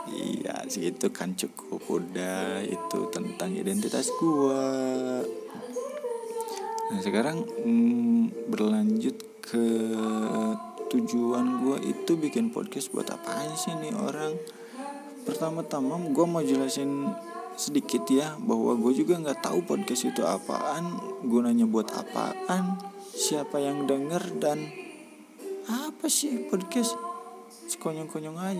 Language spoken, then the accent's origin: Indonesian; Garut, West Java, Indonesia; oh iya gue itu dari Kabupaten Garut tepatnya gue in, saat ini uh, sedang ber diam diri